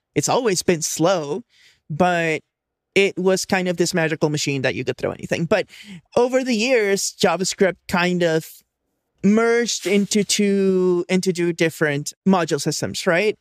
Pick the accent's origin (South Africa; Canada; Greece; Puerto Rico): Puerto Rico; moved away as an adult; now in East San Francisco Bay, United States; I'm originally from there. I only moved here for, like, college and stuff, so I basically grew up there